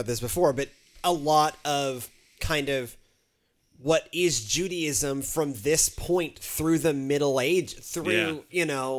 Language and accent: English; Houston, Texas, United States; That was, you know, like the way I grew up in Houston. It was just in Houston.